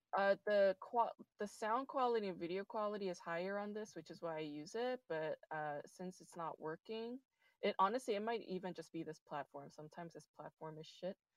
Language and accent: English; New York, United States; I'm also from New York